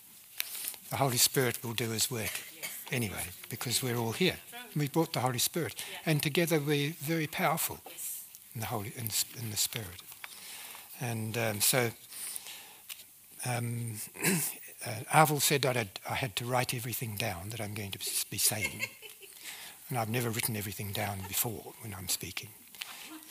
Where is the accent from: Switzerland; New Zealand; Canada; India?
New Zealand; accent: New Zealand; moved away; I speak with a New Zealand accent because I came from New Zealand originally